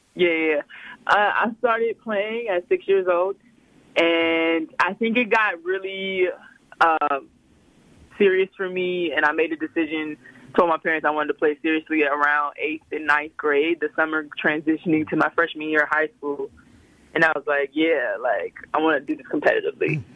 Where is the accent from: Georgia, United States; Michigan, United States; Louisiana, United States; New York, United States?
Louisiana, United States; Slidell; moved away; I grew up in Slidell, Louisiana. That's like uh, 20 minutes outside of New Orleans.